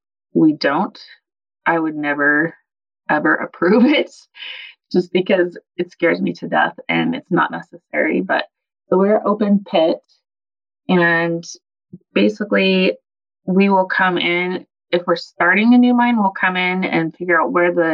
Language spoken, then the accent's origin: English; Arizona, United States; now in Nevada, United States; I was born and raised in Arizona